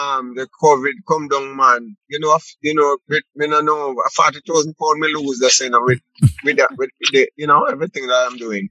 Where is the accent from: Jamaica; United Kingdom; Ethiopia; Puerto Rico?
Jamaica; Kingston; born or raised there; moved away as an adult; also born or lived in Sligoville, St. Catherine, Jamaica; now in Toronto, Canada